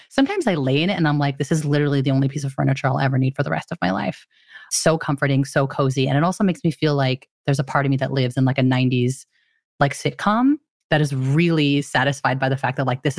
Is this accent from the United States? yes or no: no; Philippines; Being Filipino, my mom had so many different superstitions around New Year's.